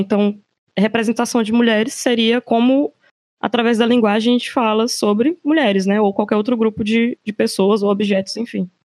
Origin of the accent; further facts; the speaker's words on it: Teresina, Piauí, Brazil; moved away; eu sou de Teresina, mas não estou morando em Teresina, infelizmente